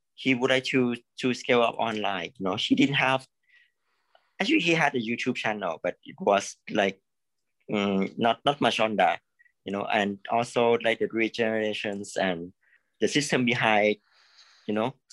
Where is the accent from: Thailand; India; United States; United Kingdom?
Thailand; I'm from Thailand. Actually, I'm from Thailand